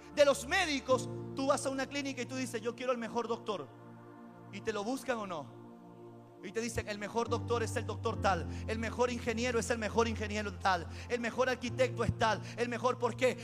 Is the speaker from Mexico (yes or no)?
no; Peru